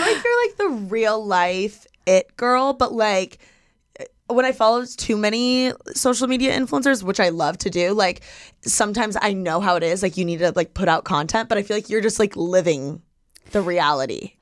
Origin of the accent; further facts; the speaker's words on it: Midwest, United States; I'm from the Midwest. Like, I grew up with, like, the sports, the seasons